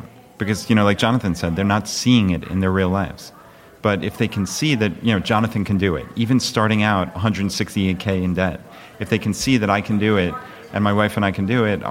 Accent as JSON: {"language": "English", "area": "Long Island", "region": "New York", "country": "United States", "moved": "as an adult", "lives_now": "Richmond, United States", "said": "we're from Long Island, New York, originally"}